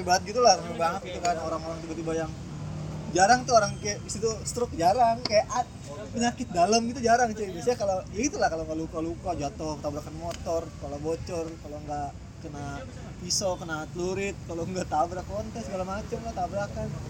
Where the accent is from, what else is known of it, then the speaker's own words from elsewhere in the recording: Jakarta, Indonesia; Anak periuk